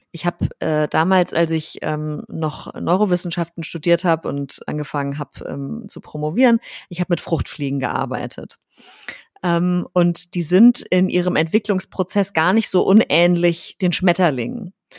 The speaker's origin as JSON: {"language": "German", "region": "Rhineland", "country": "Germany", "moved": "yes", "lives_now": "Berlin, Germany", "said": "Ich komme ja ursprünglich aus dem Rheinland"}